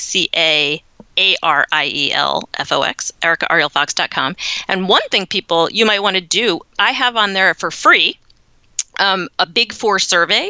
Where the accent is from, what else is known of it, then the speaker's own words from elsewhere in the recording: United States; moved away as an adult; now in Netherlands; being an American